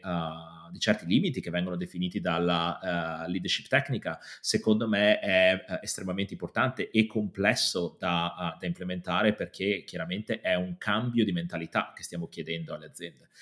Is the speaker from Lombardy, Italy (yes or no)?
no; Padua, Veneto, Italy; moved away as an adult; now in London, United Kingdom; sono di Padova, ma mi sono spostato a Londra qualche anno fa, nove anni fa per l'esattezza